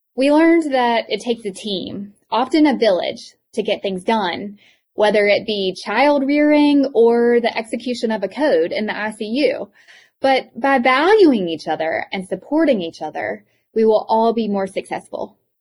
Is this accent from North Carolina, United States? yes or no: yes; Eastern North Carolina, United States; accent: thick accent; I grew up in Eastern North Carolina, and I have such a thick accent